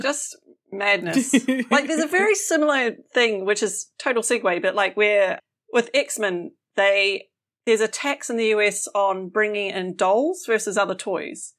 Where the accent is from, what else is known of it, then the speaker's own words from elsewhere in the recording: New Zealand; moved away; as a Kiwi